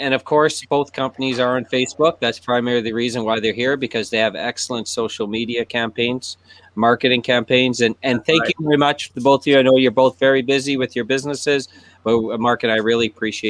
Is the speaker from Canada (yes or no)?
yes; Thunder Bay, Ontario, Canada; moved away; I'm from Thunder Bay.